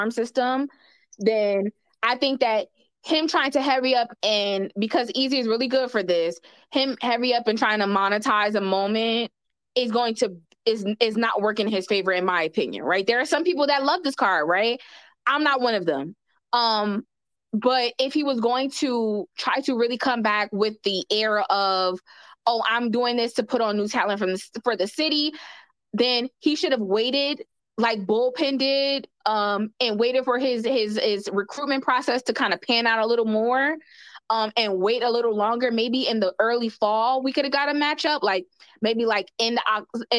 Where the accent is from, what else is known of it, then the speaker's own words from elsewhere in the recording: New Jersey, United States; Jersey, where I'm from, but I'm from North Jersey.